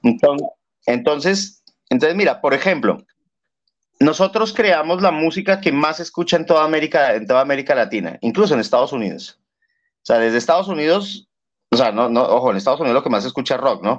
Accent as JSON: {"language": "Spanish", "region": "Bogotá", "country": "Colombia", "moved": "yes", "lives_now": "Peru", "said": "yo soy de Bogotá, de Colombia"}